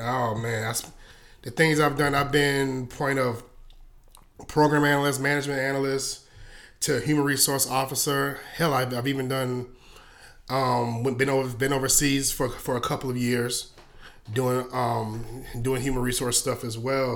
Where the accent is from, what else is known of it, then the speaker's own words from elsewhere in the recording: Columbia, South Carolina, United States; also born or lived in Hopkins, South Carolina; I'm from Columbia, South Carolina, the, the real country part, or even to the point of Hopkins, South Carolina